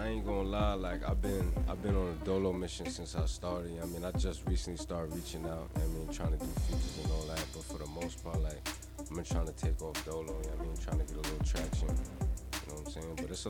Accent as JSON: {"language": "English", "town": "Spring Valley", "region": "New York", "country": "United States", "tie": "born or raised there", "also_born_or_lived": "Nyack, New York", "said": "born in Nyack, born and raised in Spring Valley."}